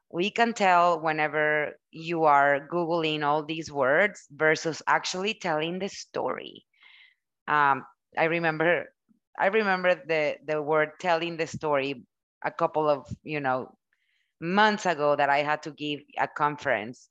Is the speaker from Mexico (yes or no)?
yes; Mexico; first language Spanish; English is a second language; moved away; I was born and raised in Mexico. English, it's my second language.